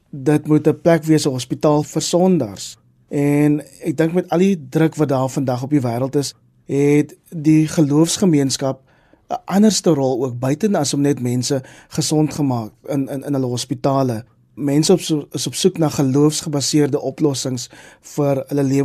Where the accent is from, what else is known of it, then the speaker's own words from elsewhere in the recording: Kraaifontein, Western Cape, South Africa; also born or lived in Mitchells Plain; Ek is in Mitchells Plain op die Kaapse vlakte gebore, maar ek het die grootste deel van my lewe in Kraaifontein groot geword.